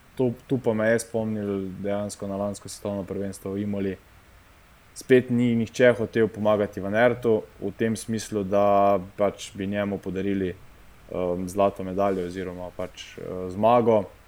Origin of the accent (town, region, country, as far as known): Slovenia